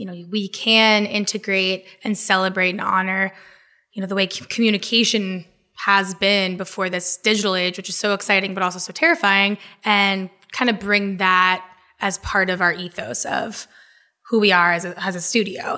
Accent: Jacksonville, Florida, United States; now in Brooklyn, United States; I was born and raised in Florida, uh, grew up primarily in Jacksonville

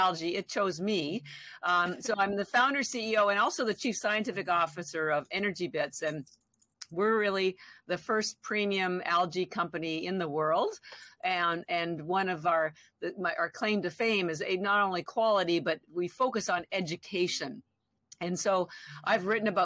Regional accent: Canada; moved away as an adult; now in Boston, United States; I'm actually Canadian. I've lived in Boston. I live in Boston now. I've been here 33 years

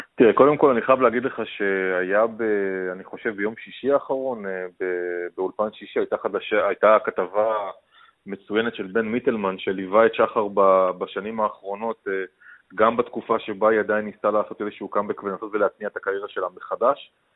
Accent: Israel; בתור ישראלי ממוצע

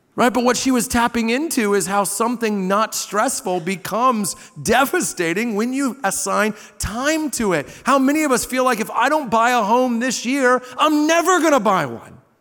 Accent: Southern Indiana, United States; I grew up in Southern Indiana on the Ohio River

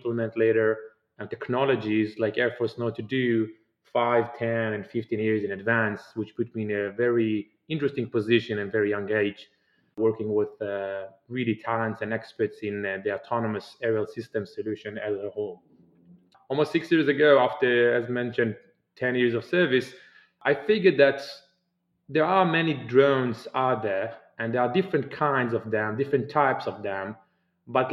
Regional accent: Israel; I'm originally from Israel, and I grew up in Israel

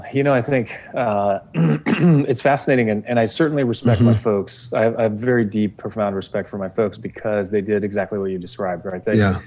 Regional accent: Los Angeles, California, United States; born or raised there; also born or lived in Europe

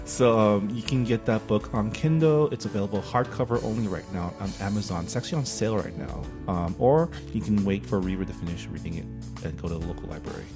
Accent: United States; being Chinese American

